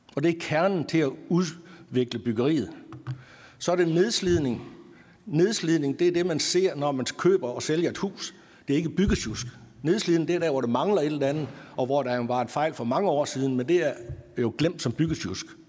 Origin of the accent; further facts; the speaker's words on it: North Jutland, North Denmark Region, Denmark; op i Nordjylland, der hvor jeg kommer fra